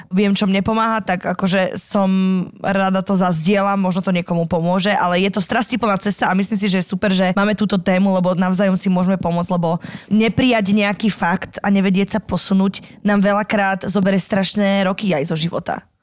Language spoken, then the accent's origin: Slovak; Slovakia; now in Poland; som konečne sa dorazila na svoju rodnú zem